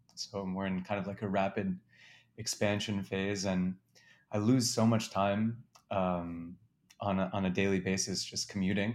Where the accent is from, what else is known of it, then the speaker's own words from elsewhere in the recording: New York City, New York, United States; also born or lived in Wisconsin; I grew up in Manhattan